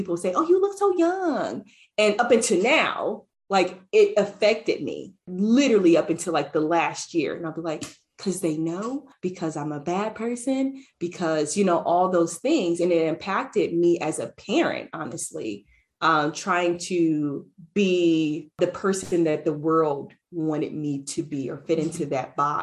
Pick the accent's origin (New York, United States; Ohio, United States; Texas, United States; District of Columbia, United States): Ohio, United States; moved away as an adult; leaving my hometown in Ohio, where I had this huge family, this huge support